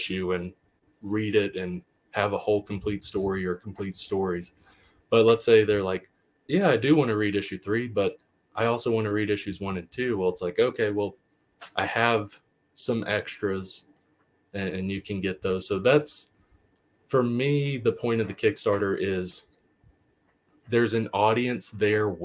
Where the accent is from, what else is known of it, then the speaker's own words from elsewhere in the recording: the South, United States; I grew up in the South, and the town that he depicts feels like a Southern town I grew up